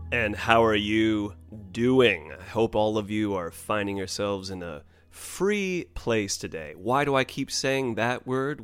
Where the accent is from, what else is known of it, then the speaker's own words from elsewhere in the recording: United States; as a U.S. American, as a red, white, and blue blooded American